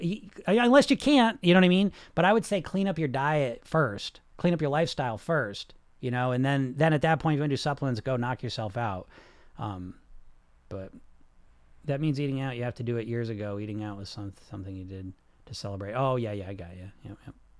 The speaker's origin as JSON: {"language": "English", "region": "New England", "country": "United States", "said": "I'm from New England"}